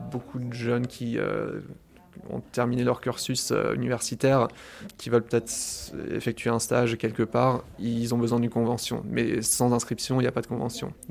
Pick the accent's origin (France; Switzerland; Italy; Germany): Germany; born there; j'ai 26 ans. Je suis né en Allemagne, mais euh, de parents franco-allemands.